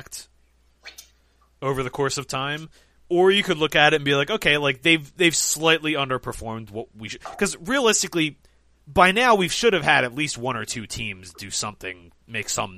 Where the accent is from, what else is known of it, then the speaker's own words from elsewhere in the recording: United States; we're all Americans